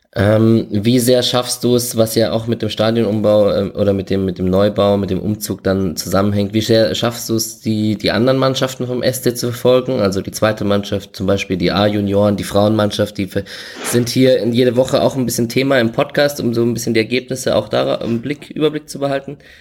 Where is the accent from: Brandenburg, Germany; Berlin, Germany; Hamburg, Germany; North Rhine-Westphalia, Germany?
Berlin, Germany; Ich komme aus Berlin